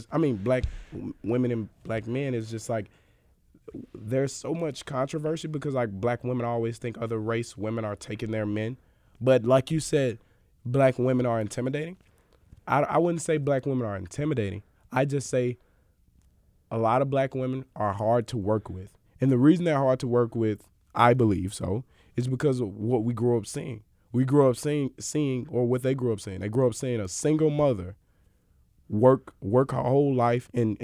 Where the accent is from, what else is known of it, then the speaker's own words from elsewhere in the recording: Mississippi, United States; I'm from Mississippi